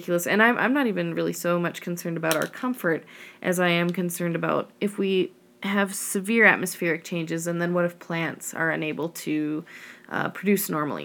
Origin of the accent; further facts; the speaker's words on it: the Rockies, United States; I grew up in the Rockies